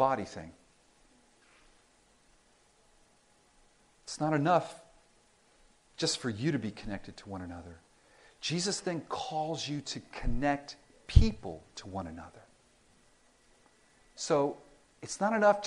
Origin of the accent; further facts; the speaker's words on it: Miami, Florida, United States; I grew up in Miami